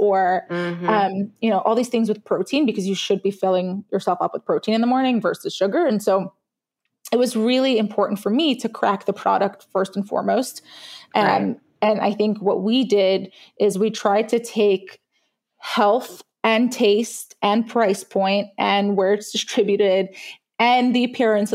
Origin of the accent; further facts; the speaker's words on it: New York City, New York, United States; also born or lived in Israel; I'm an immigrant. I was born in Israel. I grew up in Brooklyn